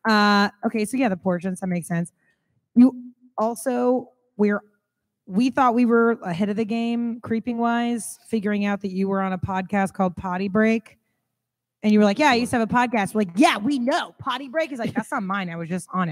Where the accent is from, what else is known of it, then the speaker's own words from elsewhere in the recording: Kansas City, United States; I'm from Kansas City